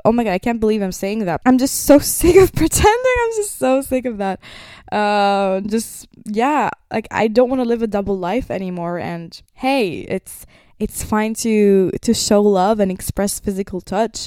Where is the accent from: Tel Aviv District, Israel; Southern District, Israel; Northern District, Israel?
Northern District, Israel; Nazareth; I was born in Nazareth. That means I grew up with two religions